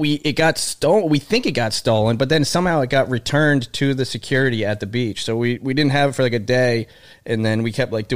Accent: Shrewsbury, Massachusetts, United States; also born or lived in Boston, Massachusetts; Shrewsbury, Massachusetts, right next to Worcester.

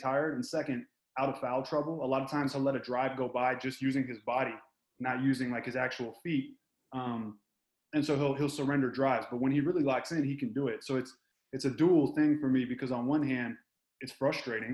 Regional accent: Houston, Texas, United States; I'm from Houston.

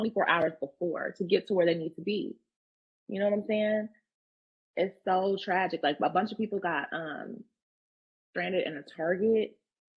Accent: Maryland, United States; I grew up in Maryland

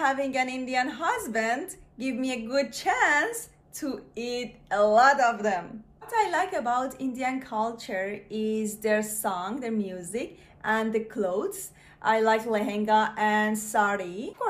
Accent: Iran; moved away; also born or lived in Canada; I'm Iranian.

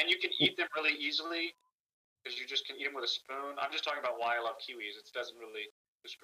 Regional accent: the South, United States; I'm from the South

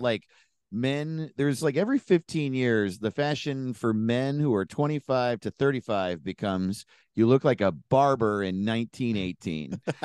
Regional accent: an hour north of New York City, United States; moved away as an adult; also born or lived in Los Angeles, United States; I'm from New York State, an hour north of New York

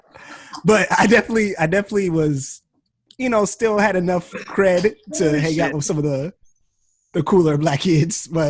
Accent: Maryland, United States; where I grew up in Maryland, it was like predominantly where I grew up was predominantly Black, African American, and a Salvadorian

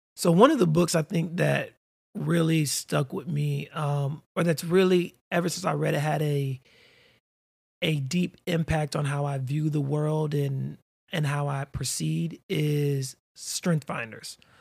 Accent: Florida, United States; also born or lived in North Carolina / Atlanta, Georgia / Orlando, Florida; I'm a native Floridian, born and raised in Florida

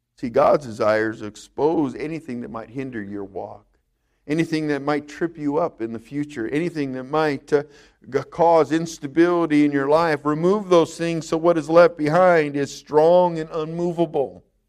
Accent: California, United States; moved away; I grew up in California. We had earthquakes all the time

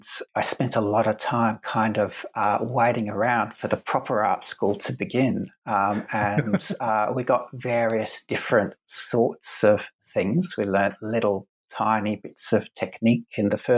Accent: Adelaide, South Australia, Australia; I went to a school of art in where I grew up in Adelaide in South Australia, where I am now

